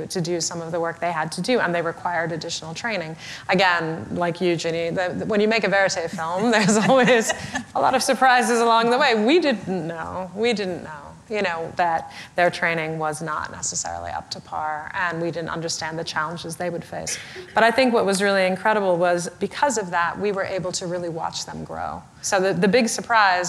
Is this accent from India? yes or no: yes; India; I'm originally from India